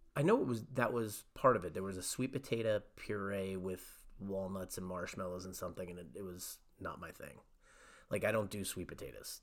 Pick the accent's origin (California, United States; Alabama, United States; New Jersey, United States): New Jersey, United States; Cranford; when I grew up in Cranford